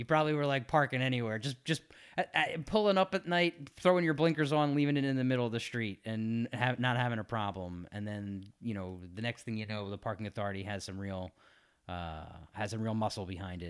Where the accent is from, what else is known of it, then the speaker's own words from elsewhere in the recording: Philadelphia, Pennsylvania, United States; I'm from South Philly, where we park wherever we want.